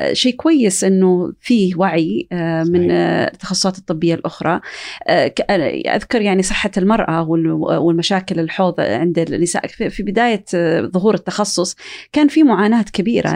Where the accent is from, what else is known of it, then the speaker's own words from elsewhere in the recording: Saudi Arabia; عندنا في السعوديه